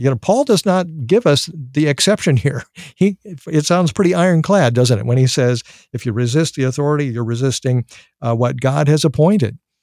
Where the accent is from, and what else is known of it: United States